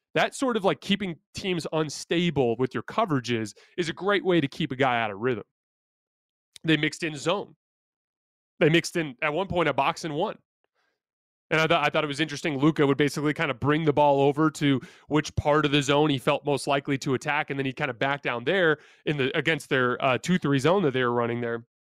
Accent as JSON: {"language": "English", "town": "Tucson", "region": "Arizona", "country": "United States", "said": "I'm from Tucson, Arizona, which is just down the street from Phoenix"}